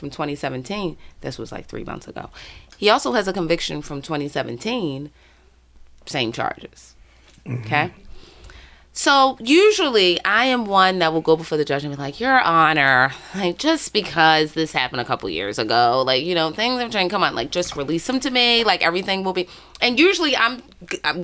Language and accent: English; Baltimore, Maryland, United States; born and raised in Baltimore City, still live in Baltimore City